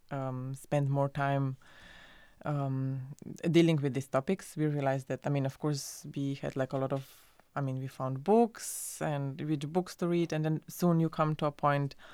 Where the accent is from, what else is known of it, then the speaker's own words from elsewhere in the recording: Slovenia; uh, and I'm so I'm from Slovenia, and I was uh, li- living at Berlin at the time